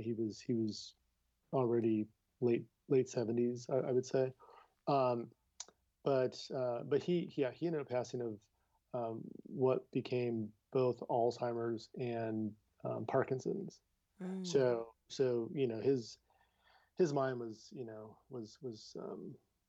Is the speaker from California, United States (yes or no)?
yes; Downey, California, United States; Born and raised in Downey, California